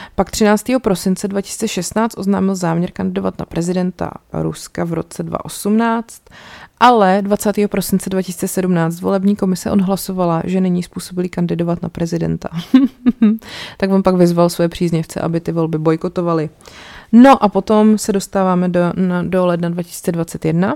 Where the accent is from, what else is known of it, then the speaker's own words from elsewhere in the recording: Czechia; tady u nás v Čechách